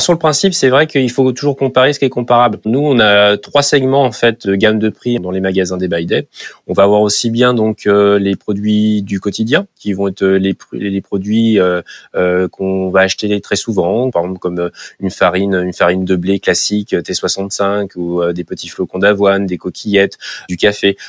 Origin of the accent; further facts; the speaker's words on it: Nantes, Pays de la Loire, France; en tant que Nantais